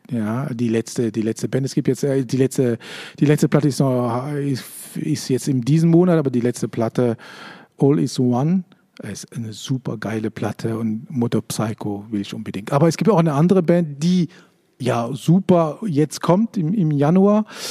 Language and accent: German; Switzerland; ich bin Schweizer